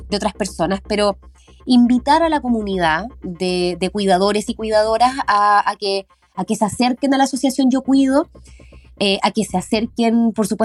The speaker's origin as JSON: {"language": "Spanish", "region": "O'Higgins", "country": "Chile", "said": "son nuestras tradiciones, nuestra idiosincrasia como chilenos, como colchagüinos"}